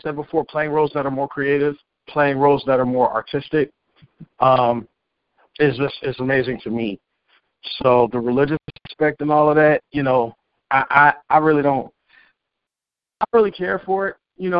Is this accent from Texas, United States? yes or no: no; Cleveland, Ohio, United States; born there; Bitch, I was born in Cleveland. I know nothing about Mexico.